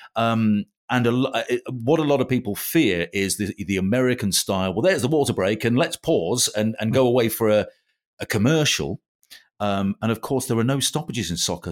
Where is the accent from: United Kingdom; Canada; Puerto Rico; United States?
United Kingdom; England; being English